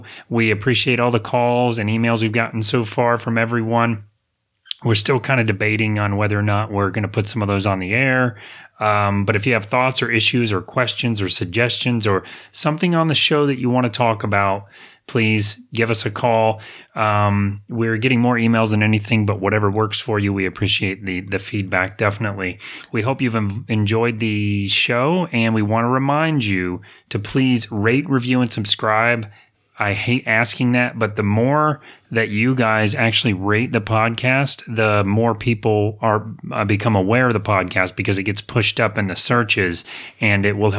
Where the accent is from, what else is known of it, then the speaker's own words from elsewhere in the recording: Apopka, Florida, United States; I grew up in Apopka. My parents were in the nursery business.